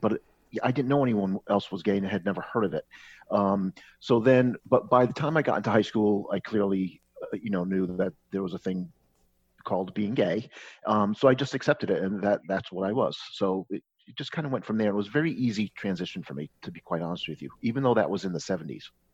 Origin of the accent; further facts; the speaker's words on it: Connecticut, United States; moved away as an adult; also born or lived in Boston; I grew up in Connecticut